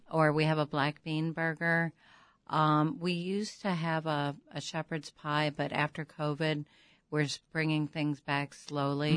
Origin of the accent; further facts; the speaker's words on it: St. Louis, Missouri, United States; now in Chicago, United States; I'm from Saint Louis